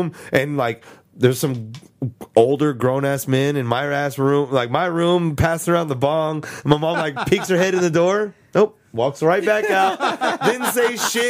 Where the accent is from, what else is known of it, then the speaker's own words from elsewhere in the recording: San Antonio, Texas, United States; We're from San Antonio.